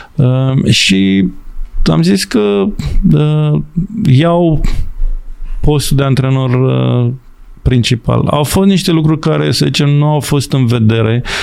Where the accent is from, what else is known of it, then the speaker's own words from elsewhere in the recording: Romania; moved away as an adult; also born or lived in England / Ireland / Hungary / Malawi; sunt român